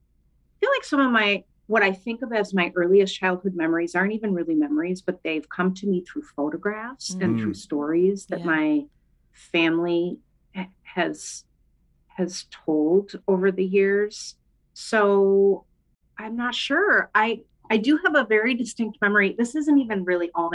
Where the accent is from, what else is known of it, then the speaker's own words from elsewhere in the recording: St. Paul, Minnesota, United States; also born or lived in Bellingham, Washington; I grew up in St. Paul, Minnesota, where I live today, where I've spent most of my life